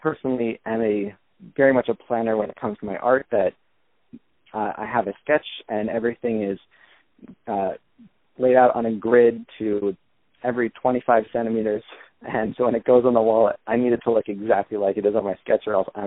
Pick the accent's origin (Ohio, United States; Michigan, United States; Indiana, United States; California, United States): California, United States; Los Angeles; I'm from Los Angeles